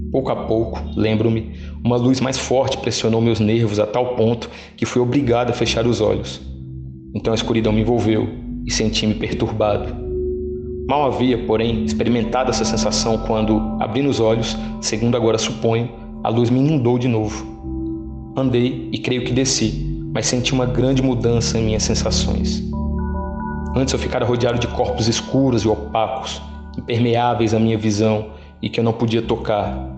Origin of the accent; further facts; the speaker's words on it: São José dos Campos, São Paulo, Brazil; also born or lived in Pouso Alegre; eu nasci em Pouso Alegre, em Minas Gerais. Aí pequeno mesmo eu já fui para São José dos Campos, em São Paulo passei minha infância toda lá.